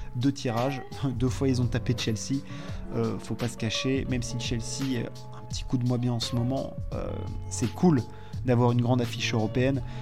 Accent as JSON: {"language": "French", "country": "France", "said": "en tant que Français"}